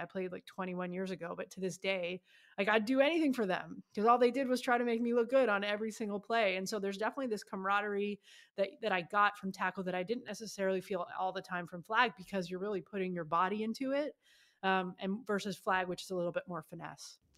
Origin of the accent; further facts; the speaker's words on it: Ottawa, Ontario, Canada; moved away as an adult; now in United States; my hometown, Ottawa, Canada